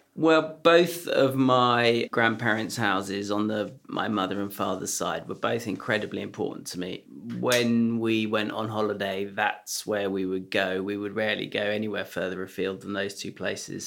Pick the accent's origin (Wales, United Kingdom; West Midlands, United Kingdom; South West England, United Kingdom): South West England, United Kingdom; Lyme Regis; also born or lived in London / Hampshire; When I was nine, we moved from London to Lyme Regis in Dorset